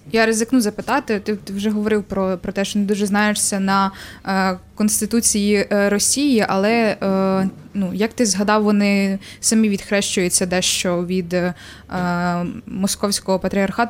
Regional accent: Ternopil Oblast, Ukraine; Тернопільщина, це моє, моя мала батьківщина

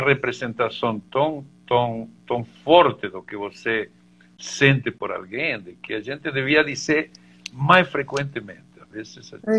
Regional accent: Argentina; Portuguese is a second language; now in Brazil; eu, como bom argentino

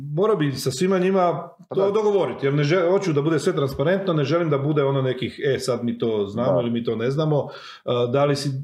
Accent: Croatia; Ja sam iz Miholjca, moji imaju krave.

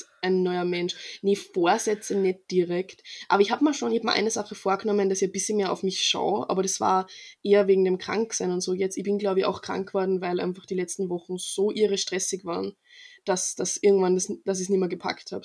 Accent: Freistadt, Upper Austria, Austria; weil wir haben so einen Verein bei uns in Freistadt

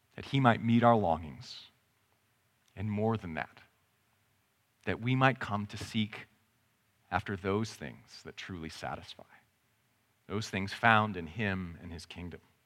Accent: Canada; I'm Canadian

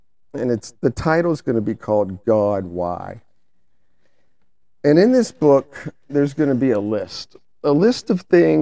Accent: the South, United States; we're from the South, so we just call them stinging nettles

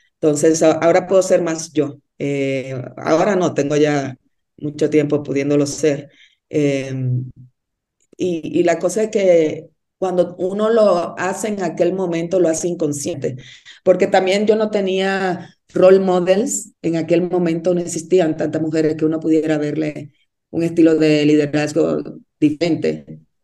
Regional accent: Dominican Republic; moved away as an adult; also born or lived in Mexico City, Mexico / Monterrey, Mexico; now in Bogotá, Colombia; Yo soy de Dominicana

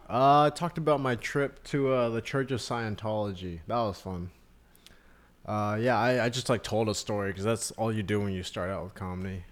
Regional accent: Austin, Texas, United States; moved away as an adult; also born or lived in New York; I was born and raised in Austin, but I went to school in New York

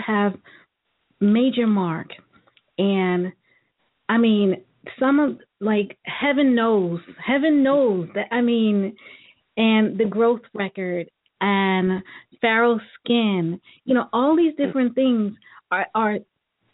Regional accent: New York City, New York, United States; moved away; I'm originally from Brooklyn

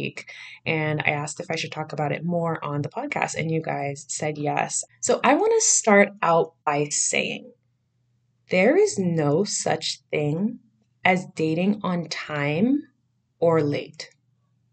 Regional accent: Miami, Florida, United States; born and raised in Miami, Florida

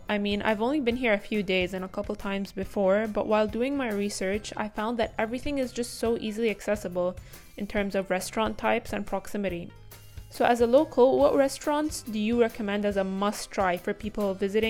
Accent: Qatar; I'm a first year Chapman student and I've been studying online from my home country, Qatar.

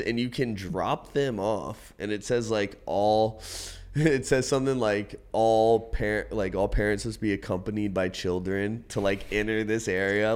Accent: Outer Banks, North Carolina, United States; moved away as an adult; now in San Diego, United States; I grew up on the Outer Banks of North Carolina

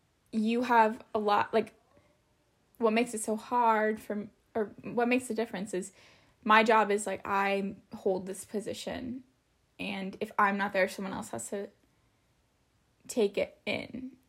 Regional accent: Idaho, United States; born or raised there

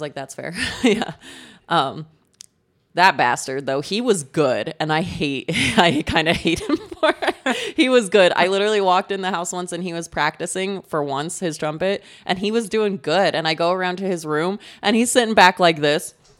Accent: Colorado, United States; my hometown is in Colorado, really close to Utah

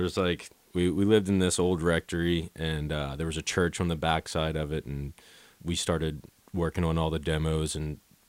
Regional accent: New Orleans, Louisiana, United States; born or raised there; moved away as an adult; also born or lived in New York

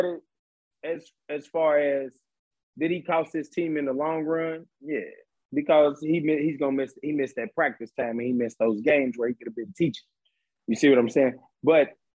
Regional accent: Lexington, Kentucky, United States; I'm from Lexington, Kentucky

